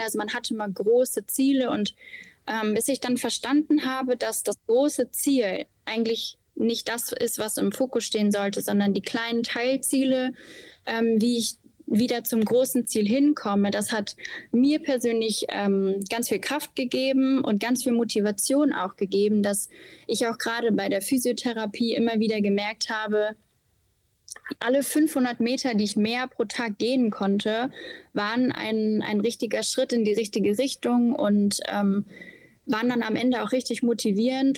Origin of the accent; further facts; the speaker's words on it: Osnabrück, Lower Saxony, Germany; moved away as an adult; now in Bergisch Gladbach, Germany; komme gebürtig aus Osnabrück und lebe seit äh, viereinhalb Jahren in Nordrhein-Westfalen, jetzt in Bergisch Gladbach